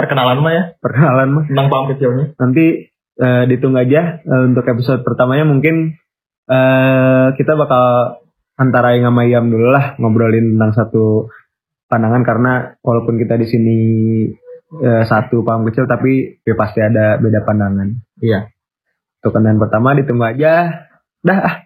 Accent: Bandung, West Java, Indonesia; kita dari Bandung

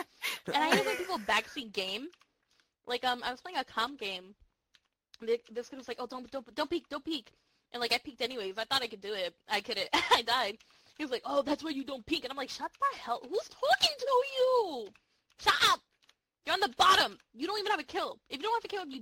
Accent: New Jersey, United States; accent: Jersey; I'm from Jersey. When I get angry, that accent really comes out

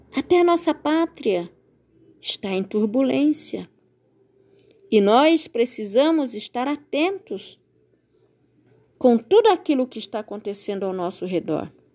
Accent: Brazil; nós, como brasileiros

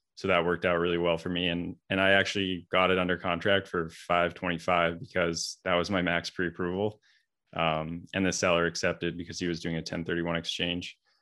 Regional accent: Vancouver, British Columbia, Canada; moved away as an adult; now in Boston, United States; I'm originally from Vancouver, Canada

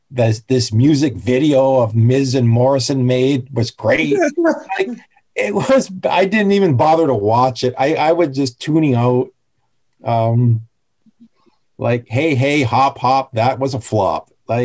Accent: Canada; Plenty of kilograms, because I'm Canadian.

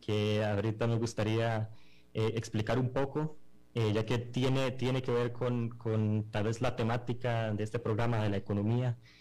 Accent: Costa Rica; nosotros somos unos emprendedores costarricenses que desarrollamos esta aplicación completamente en Costa Rica

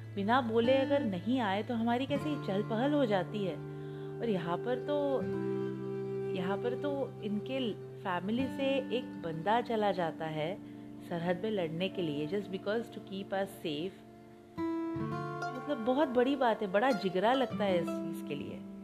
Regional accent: India; we feel proud to be a proud Indian

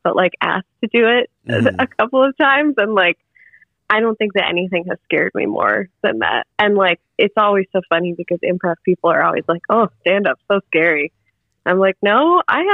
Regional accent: Detroit, Michigan, United States; moved away as an adult; now in Bloomington, United States; I am from Michigan and the Detroit area

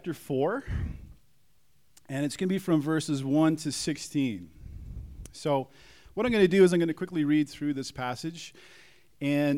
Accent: Calgary, Alberta, Canada; moved away as an adult; also born or lived in Prince Edward Island; now in Kelowna, Canada; I'm from Calgary

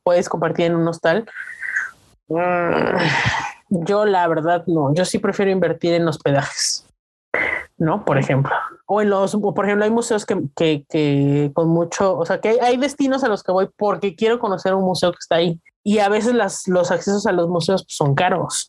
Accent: Mexico; los mexicanos, ¿cómo extrañamos la salsita?

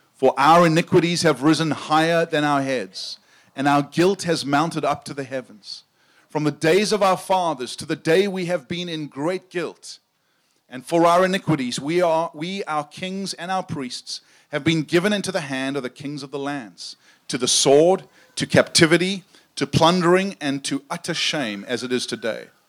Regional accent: South Africa; I grew up in South Africa, and uh, my accent is not quite as cool as Sam's

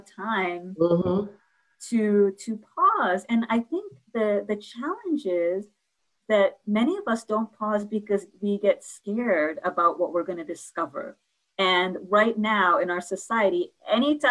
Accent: New York, United States; I'm a New Yorker.

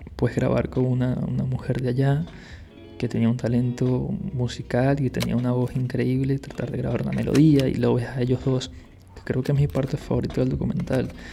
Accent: Caracas, Capital District, Venezuela; moved away; la zona en la que yo vivía en Venezuela

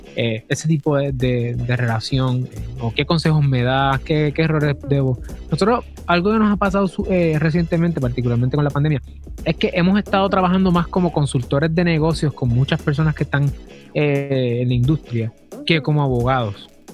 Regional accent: Puerto Rico; aunque yo soy de Puerto Rico, yo soy abogado federal

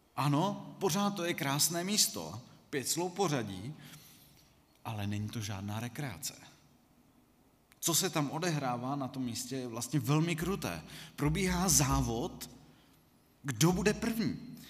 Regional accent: Czechia; jsme jako Češi

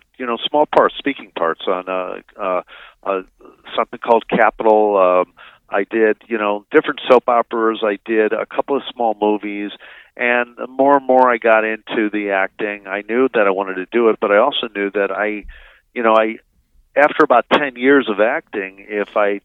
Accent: Chicago, Illinois, United States; also born or lived in Indiana; now in Los Angeles, United States; growing up in the Chicago area

